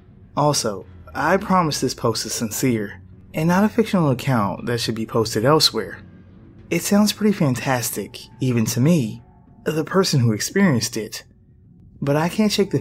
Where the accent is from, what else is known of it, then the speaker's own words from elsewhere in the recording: Connecticut, United States; born there; I was born in Connecticut and have about 1% Native American blood in me from about 400 years ago.